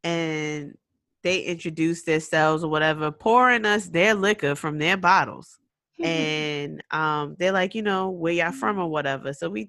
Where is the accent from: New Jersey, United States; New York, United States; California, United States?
New York, United States; New York City; we was from Rockaway